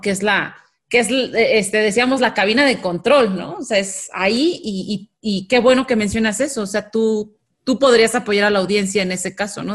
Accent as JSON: {"language": "Spanish", "country": "Mexico", "said": "los mexicanos"}